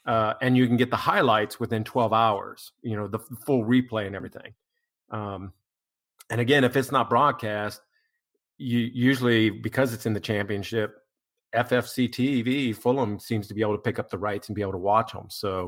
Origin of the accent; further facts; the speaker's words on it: United States; here in the United States as an American